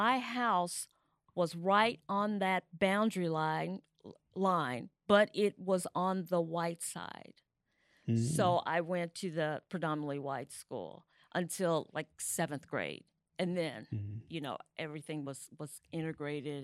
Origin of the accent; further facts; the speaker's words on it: West Tennessee, United States; I was born in Tennessee, West Tennessee